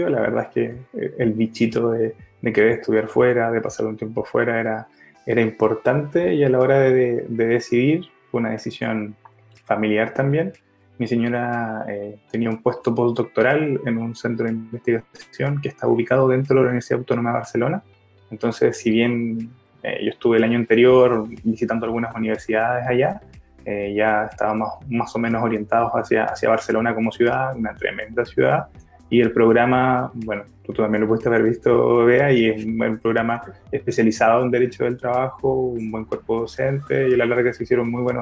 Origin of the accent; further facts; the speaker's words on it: Chile; also born or lived in Osorno / Iquique / Valparaíso / Puerto Montt; yo soy eh, ciudadano de Chile, por decirlo así por el trabajo de mi, de mi familia. Si bien nací en Osorno, eh, viví Iquique, Valparaíso, vía Alemana, Puerto Montt, Talcahuano y terminé viviendo ya por la época universitaria en Concepción.